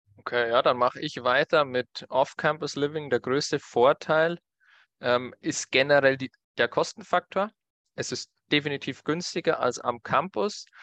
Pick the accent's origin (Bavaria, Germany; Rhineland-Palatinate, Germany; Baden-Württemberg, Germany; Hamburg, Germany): Bavaria, Germany; bei uns in Bayern